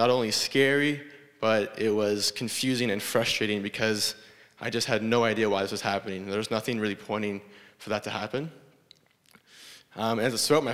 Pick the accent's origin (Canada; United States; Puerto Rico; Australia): Canada; Guelph, Ontario; I grew up in Guelph